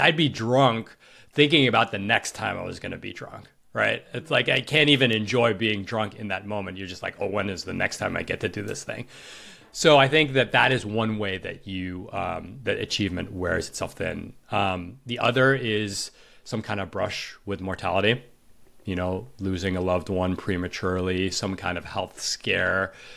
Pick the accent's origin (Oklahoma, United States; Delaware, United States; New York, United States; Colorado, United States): New York, United States; I grew up in New York